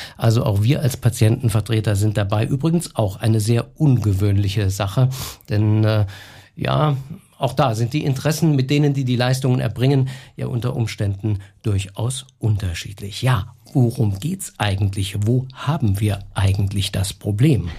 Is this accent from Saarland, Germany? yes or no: yes; Saarland, Germany; bei uns im Saarland